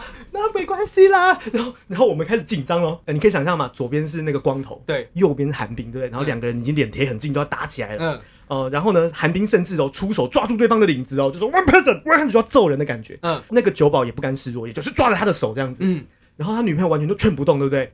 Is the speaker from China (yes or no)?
no; Taiwan; 我们就说，哦，台湾啊